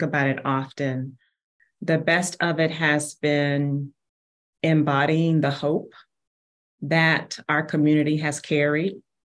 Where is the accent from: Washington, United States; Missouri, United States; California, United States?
Missouri, United States; Kansas City; Born and raised in Kansas City